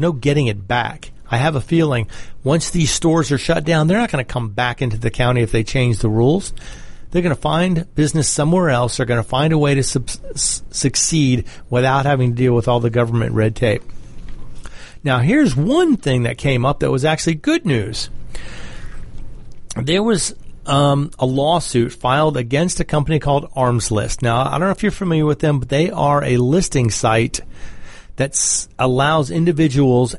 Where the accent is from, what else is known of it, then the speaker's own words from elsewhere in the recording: Georgia, United States; my home state of Georgia